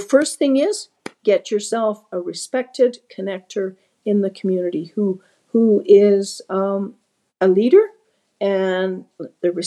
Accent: Dovercourt Road, Alberta, Canada; also born or lived in Red Deer, Alberta; I was raised on the Dovercourt Road.

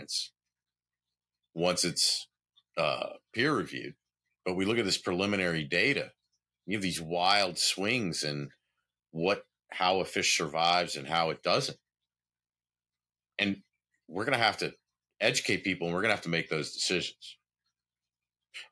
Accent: the South, United States; growing up in the South and being from the South

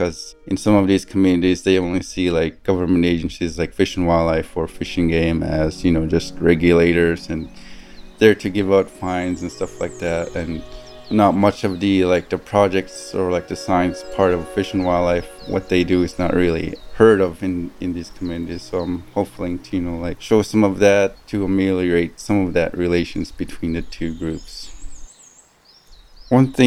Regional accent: Tuntutuliak, Alaska, United States; moved away as an adult; now in Fairbanks, United States; I spent my whole life or growing up in Tintituliak, living a subsistence lifestyle.

